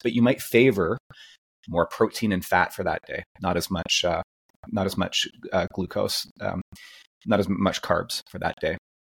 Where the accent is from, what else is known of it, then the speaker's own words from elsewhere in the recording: Canada; as a Canadian.